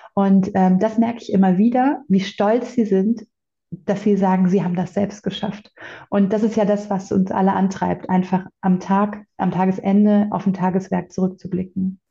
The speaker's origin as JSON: {"language": "German", "region": "Bavaria", "country": "Germany", "said": "bei uns in Bayern"}